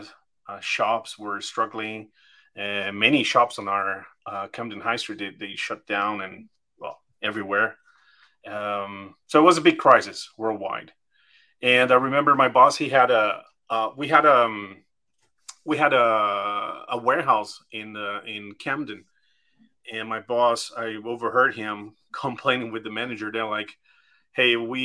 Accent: Brazil; moved away; I'm from Brazil. I'm originally from there

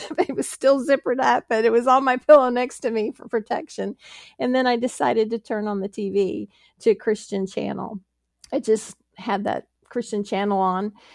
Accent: Pittsburgh, Pennsylvania, United States; moved away; also born or lived in Texas; I was born in Pittsburgh, Pennsylvania

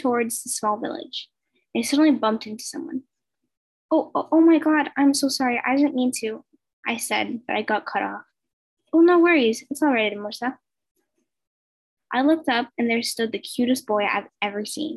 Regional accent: Colombia; English is a second language; I'm from Colombia and English is my second language.

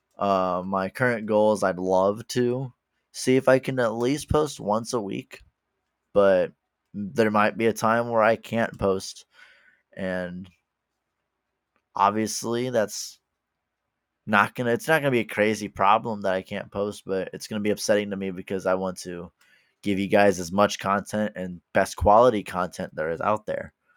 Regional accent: Midwest, United States; I am from the Midwest in the United States

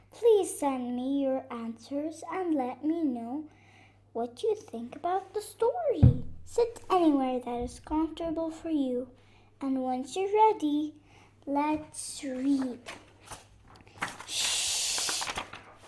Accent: Beirut, Beirut Governorate, Lebanon; I'm from Lebanon, Beirut

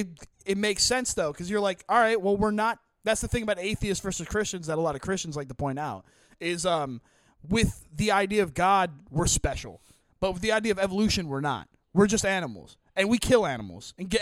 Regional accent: New Jersey, United States; And I'm from South Jersey.

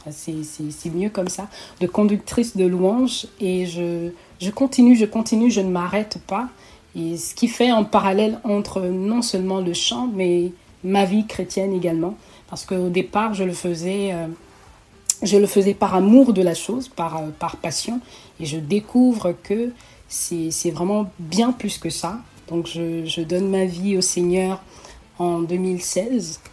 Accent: Togo; also born or lived in Oyem, Gabon / Libreville, Gabon; now in Canada; je voyage avec ma mère et ma petite famille euh, vers le Togo, qui est mon pays natal

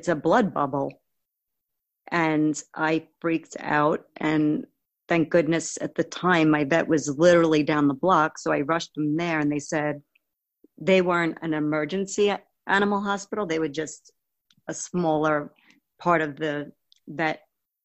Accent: Long Island, New York, United States; I'm born and raised in Long Island, New York

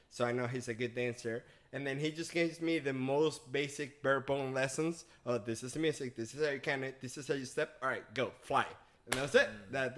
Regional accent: Venezuela; English is a second language; now in United States; I'm originally from Venezuela. I've been in the States for the past 11 years.

